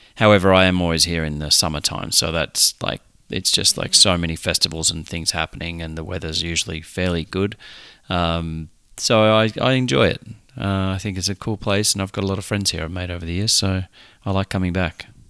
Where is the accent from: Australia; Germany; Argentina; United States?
Australia; it was in a country town in Australia